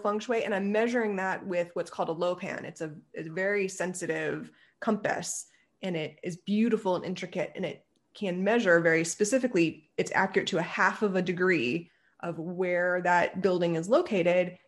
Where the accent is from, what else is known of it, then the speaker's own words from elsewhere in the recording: Ohio, United States; moved away as an adult; also born or lived in Pennsylvania; I grew up in Ohio